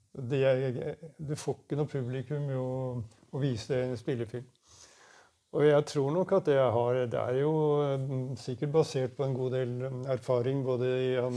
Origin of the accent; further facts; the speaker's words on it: Oslo, Norway; Jeg kom i hvert fall fra Furuset, eh, østkanten i Oslo. Og der var det, allerede når jeg var ganske liten, så var det allerede et veldig sterkt hockeymiljø.